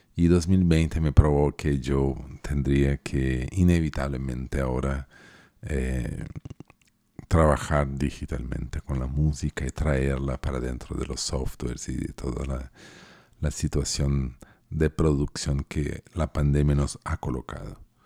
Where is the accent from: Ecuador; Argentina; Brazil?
Brazil; Porto Alegre, Rio Grande do Sul; also born or lived in Santiago, Chile; yo nací en Santiago de Chile y crecí en Puerto Alegre